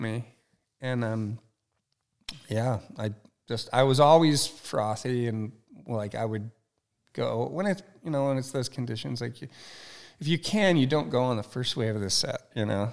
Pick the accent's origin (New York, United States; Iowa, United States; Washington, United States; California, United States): California, United States; Ojai; also born or lived in Ventura; I'm Ojai. So I grew up in Ventura, Ojai.